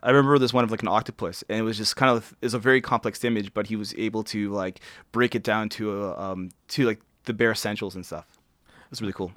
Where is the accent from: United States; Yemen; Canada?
Canada; Toronto, Ontario; I was born, um, uh, Toronto, uh, Women's College, if they wanna get that specific. Um, yeah, and I, I grew up, I, I grew up, uh, i, like, within the, um, I would say the old, the Runnymede